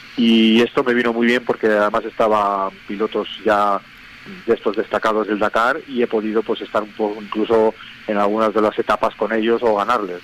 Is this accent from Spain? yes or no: yes; Cantabria, Spain; yo soy cántabro